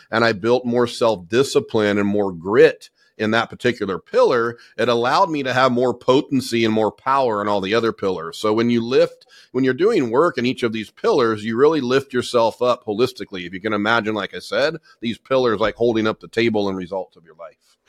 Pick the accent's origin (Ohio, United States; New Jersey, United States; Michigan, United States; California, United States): California, United States; Southern; I grew up in Southern California. I'm born and raised in in SoCal